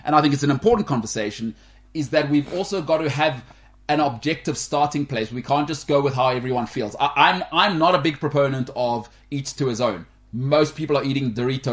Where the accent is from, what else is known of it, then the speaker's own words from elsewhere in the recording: Canada; now in South Africa; we're both Canadian